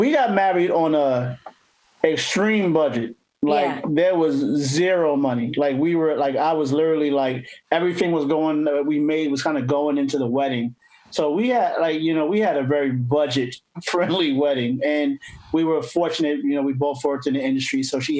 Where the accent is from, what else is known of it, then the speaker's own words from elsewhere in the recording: East Coast, United States; moved away; I'm from the East Coast.